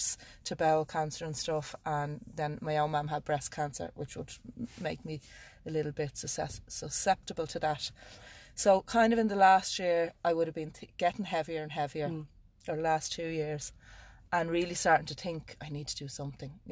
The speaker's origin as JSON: {"language": "English", "town": "Dún Laoghaire", "region": "Leinster", "country": "Ireland", "said": "I'm from Dublin, Dunleary in Dublin"}